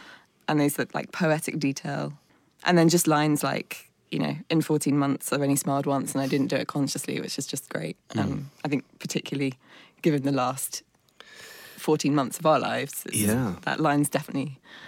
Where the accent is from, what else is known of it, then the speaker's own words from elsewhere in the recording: London, United Kingdom; But yeah, born in London. Parents are both … fans.